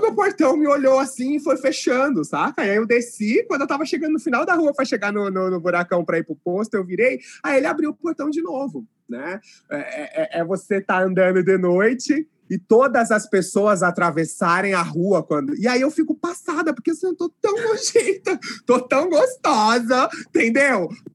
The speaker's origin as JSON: {"language": "Portuguese", "region": "interior of São Paulo", "country": "Brazil", "moved": "as an adult", "lives_now": "Londrina, Brazil", "said": "Ah, sou do interior de São Paulo, mas moro em Londrina faz uns oito anos."}